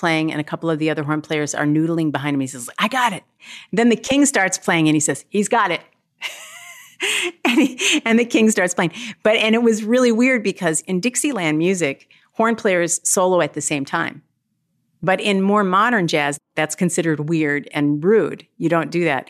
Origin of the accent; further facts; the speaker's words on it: Milwaukee, Wisconsin, United States; growing up in Milwaukee, I had no exposure to jazz